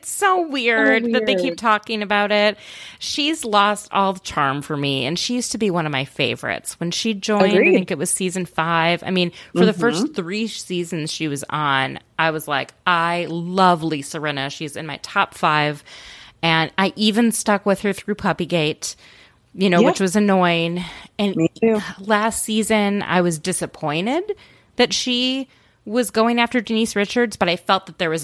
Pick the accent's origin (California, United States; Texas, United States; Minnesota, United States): Minnesota, United States; I'm from Minnesota